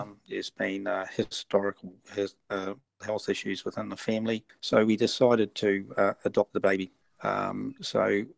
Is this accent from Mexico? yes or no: no; Pukekohe, Auckland, New Zealand; Okay, I'm from New Zealand, a small rural town called Pukekohe in South Auckland. I'm 69 years old.